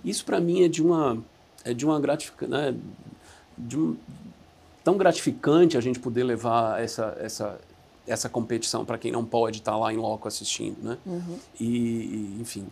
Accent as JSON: {"language": "Portuguese", "town": "Recife", "region": "Pernambuco", "country": "Brazil", "also_born_or_lived": "Atlanta, United States", "moved": "as an adult", "said": "eu sou de Recife. Saí de Recife com 19 anos."}